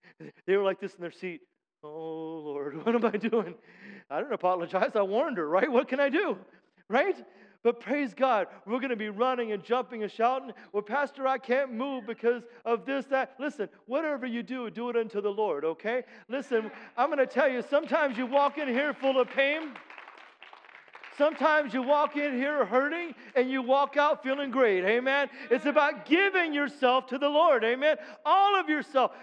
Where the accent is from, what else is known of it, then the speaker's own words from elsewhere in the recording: United States; I'm an American